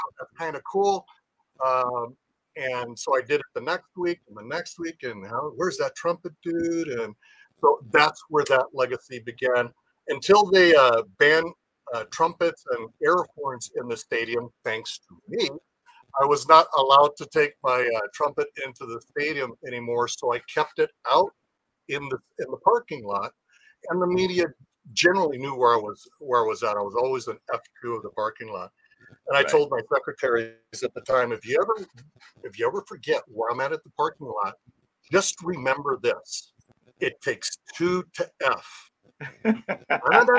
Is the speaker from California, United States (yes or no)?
yes; Oceanside, California, United States; I was born in San Diego County in Oceanside. So I'm a native.